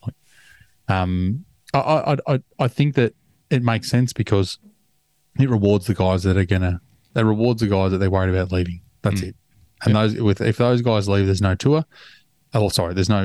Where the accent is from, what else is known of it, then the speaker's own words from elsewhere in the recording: Australia; I'm an Aussie.